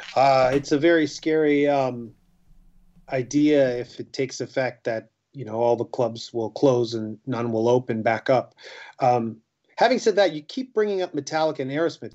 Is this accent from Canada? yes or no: yes; Canada; we're a Canadian band.